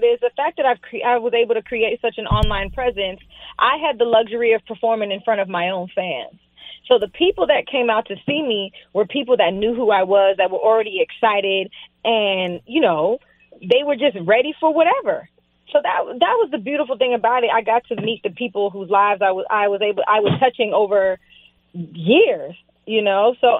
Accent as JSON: {"language": "English", "town": "West Palm Beach", "region": "Florida", "country": "United States", "tie": "born or raised there", "said": "You know, I grew up in South Florida. I lived in West Palm. And I lived in the hood."}